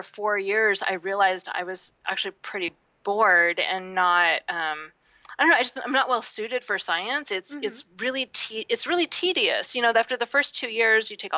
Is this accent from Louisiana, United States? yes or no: no; Seattle, Washington, United States; I grew up in Seattle where it rains a lot